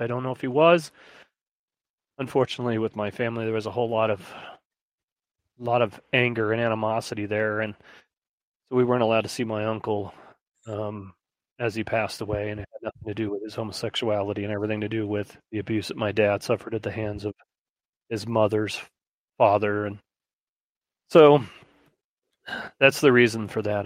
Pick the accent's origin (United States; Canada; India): United States; Midwest; growing up in the Midwest